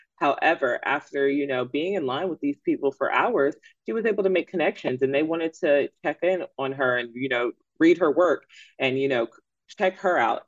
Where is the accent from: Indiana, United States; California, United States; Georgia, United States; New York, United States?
Georgia, United States; Atlanta; I am from Atlanta. I am an ATLian